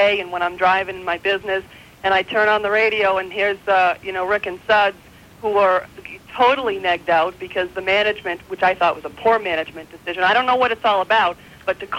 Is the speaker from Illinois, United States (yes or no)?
no; Boston, Massachusetts, United States; moved away; I'm from Boston originally